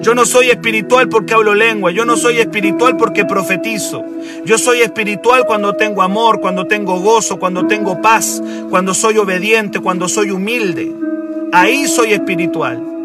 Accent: Chile

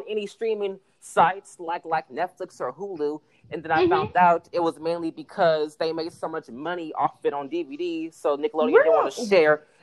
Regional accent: Bay Area, California, United States; I'm from the Bay Area

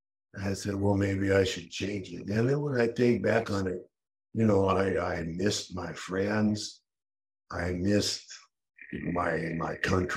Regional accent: Colorado, United States; also born or lived in California / Rotterdam / Brussels; now in Athens, Greece; I'm from Colorado, man.

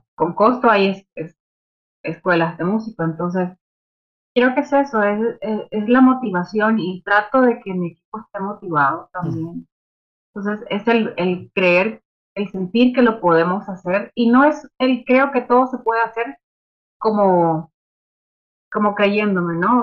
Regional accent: Nicaragua; soy, soy de Nicaragua

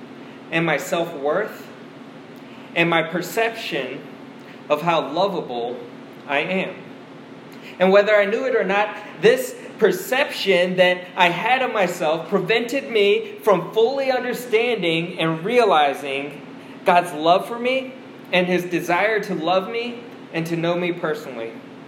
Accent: Washington, District of Columbia, United States; also born or lived in South Korea; I was born in South Korea, and when I was 2 years old, once again, when I was 2, I got on a plane and flew over to the United States to Washington, D.C.

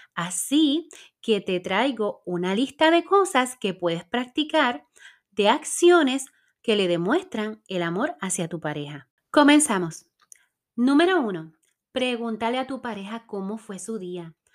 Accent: Puerto Rico; soy puertorriqueña

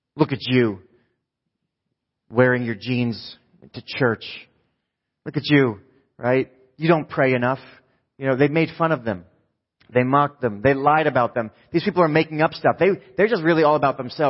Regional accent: New Jersey, United States; I'm from New Jersey

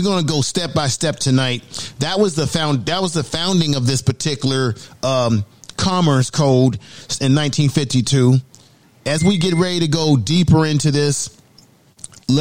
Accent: San Francisco, California, United States; also born or lived in Baltimore, Maryland / Oakland, California; I lived in San Francisco for many years, about 30 years, went to high school there, college

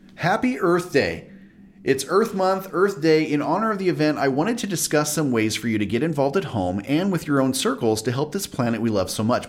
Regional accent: Southern California, United States; I used a swamp cooler my whole life growing up in Southern California

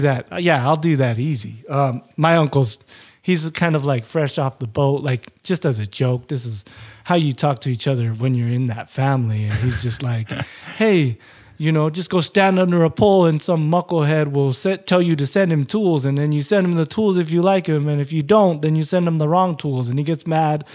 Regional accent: Utah, United States; also born or lived in Hawaii; I was born in Hawaii. My family moved back to Hawaii in nineteen eighty. And I was born in nineteen eighty, and then we came to Utah.

